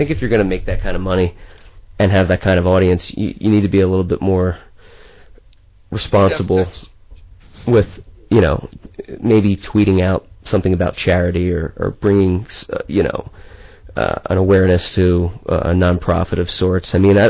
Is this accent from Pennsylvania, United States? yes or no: yes; Pennsylvania, United States; also born or lived in Philadelphia; now in Los Angeles, United States; I live here. I'm from Pennsylvania originally.